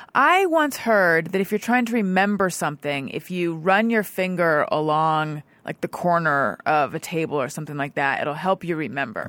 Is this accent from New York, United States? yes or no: no; Orange County, California, United States; born or raised there